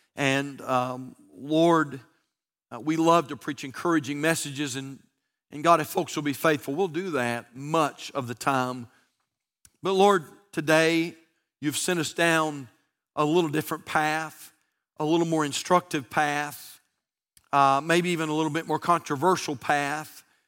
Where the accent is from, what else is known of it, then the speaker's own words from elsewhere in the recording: United States; I'm an American.